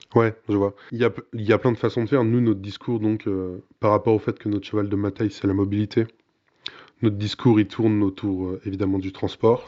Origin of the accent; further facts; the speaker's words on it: Burgundy, Bourgogne-Franche-Comté, France; je suis bourguignon